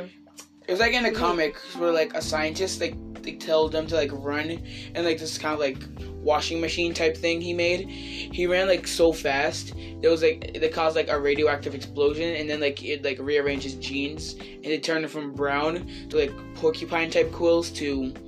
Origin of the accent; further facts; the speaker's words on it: Haverhill, Massachusetts, United States; No. I'm from Haverhill.